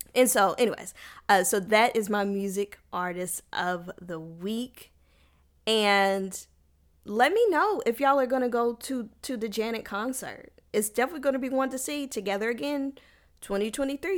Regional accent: United States; I'm a black American, and I'm not angry about being American.

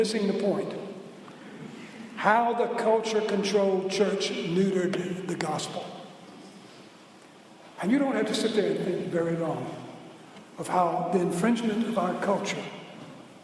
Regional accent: New Orleans, Louisiana, United States; also born or lived in St. Tammany Parish, Louisiana; I grew up in Orleans Parish, in New Orleans, and on the North Shore

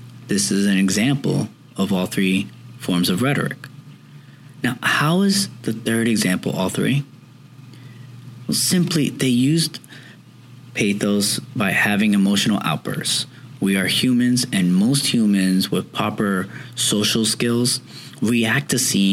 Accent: New York City, New York, United States; now I'm from New York. 9/11 was, as of this recording, was just a few days ago, and it always hits home to me. I was raised in Woodside houses, which is projects

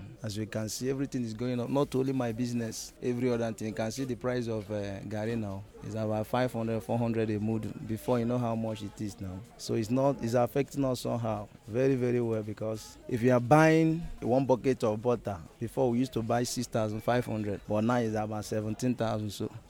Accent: Nigeria; I'm a Nigerian.

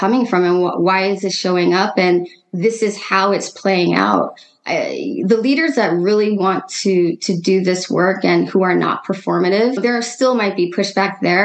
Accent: Seattle, Washington, United States; also born or lived in New York / California; now in Oakland, United States; I'm originally from Seattle

